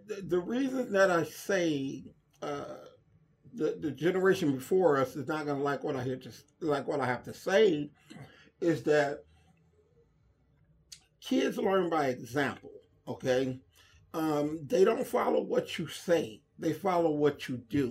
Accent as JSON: {"language": "English", "town": "Inglewood", "region": "California", "country": "United States", "tie": "born or raised there", "said": "I was born and raised in the Inglewood area or in Inglewood."}